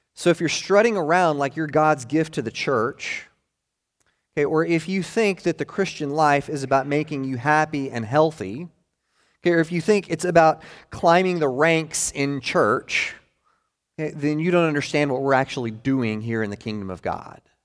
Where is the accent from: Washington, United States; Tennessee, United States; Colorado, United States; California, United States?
Tennessee, United States; Maryville; the church that I was born into up in Maryville, Tennessee